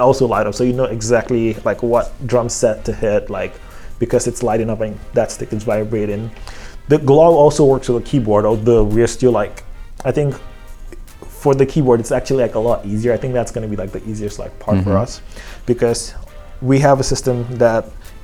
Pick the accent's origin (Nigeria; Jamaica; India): Nigeria; Lagos; I'm from Nigeria